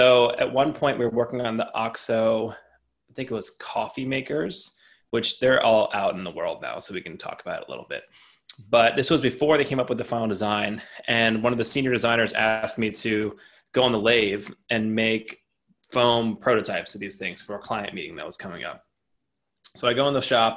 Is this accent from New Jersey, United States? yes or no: yes; New Jersey, United States; I'm from New Jersey